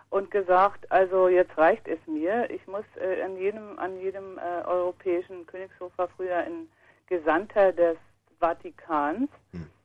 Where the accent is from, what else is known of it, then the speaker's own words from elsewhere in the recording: Bavaria, Germany; Ich meine, ich bin in Bayern aufgewachsen und ich, also mich konnte man leider nicht katholisch machen